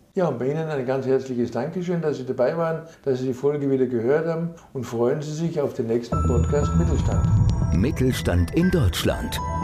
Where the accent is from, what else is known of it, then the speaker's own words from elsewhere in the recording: Austria; ich bin Österreicher